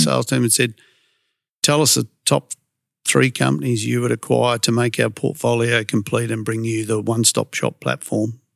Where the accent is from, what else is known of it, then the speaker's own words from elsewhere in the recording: Perth, Western Australia, Australia; I was, uh, born and raised in Carrnup